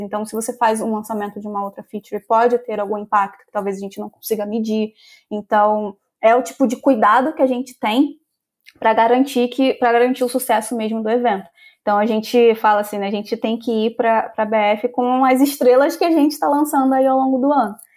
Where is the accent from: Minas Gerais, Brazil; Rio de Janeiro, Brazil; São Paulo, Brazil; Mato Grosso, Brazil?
Rio de Janeiro, Brazil; eu sou do Rio de Janeiro, então eu sou aquela carioca que ama a praia